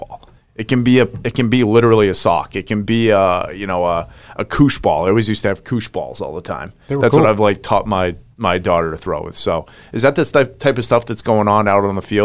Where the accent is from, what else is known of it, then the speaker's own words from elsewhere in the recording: New England, United States; I'm from New England